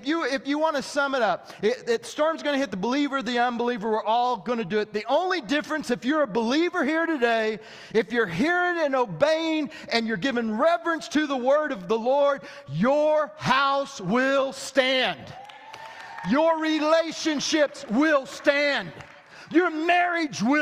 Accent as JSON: {"language": "English", "region": "southwest Missouri", "country": "United States", "tie": "born or raised there", "said": "I grew up in Missouri"}